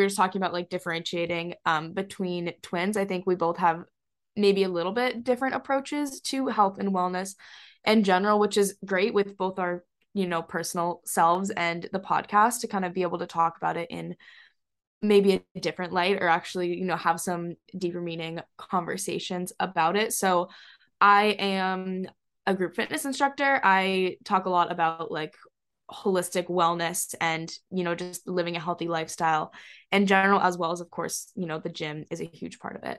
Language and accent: English; Hong Kong; also born or lived in Singapore; now in Boston, United States; We're from around Boston, but we grew up a little bit in Asia. We grew up in Hong Kong and actually just both got back from living in Singapore.